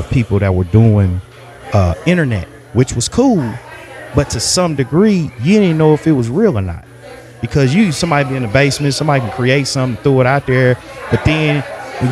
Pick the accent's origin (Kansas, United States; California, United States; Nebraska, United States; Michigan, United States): Kansas, United States; Kansas City; also born or lived in Wichita, Kansas; I was born in Wyandotte County. So I'm from 913. I'm from the 913